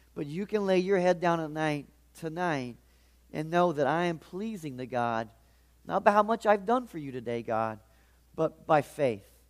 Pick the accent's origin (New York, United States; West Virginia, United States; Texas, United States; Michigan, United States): West Virginia, United States; Charleston; I'm from the Charleston area